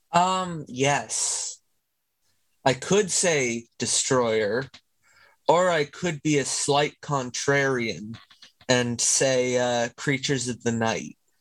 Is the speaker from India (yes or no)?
no; Canada; I am Canadian. I live not too far from Toronto.